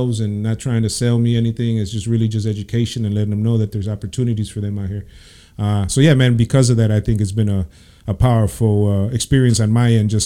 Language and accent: English; Chicago, Illinois, United States; Born and raised in Chicago.